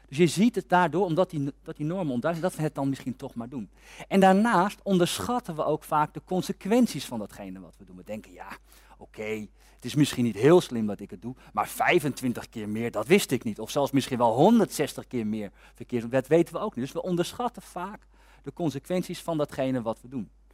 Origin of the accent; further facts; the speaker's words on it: Amersfoort, Utrecht, Netherlands; Ik kom uit Amersfoort. En bij ons in Amersfoort